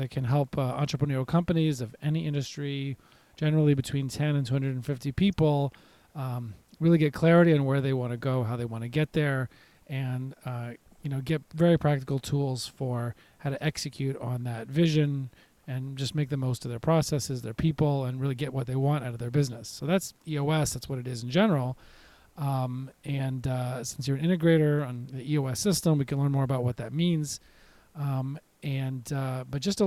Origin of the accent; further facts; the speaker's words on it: Nashville, Tennessee, United States; my hometown of Nashville